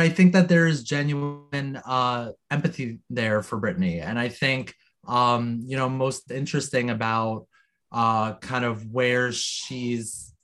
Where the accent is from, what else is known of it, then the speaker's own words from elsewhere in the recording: New Jersey, United States; I'm from New Jersey, proudly, still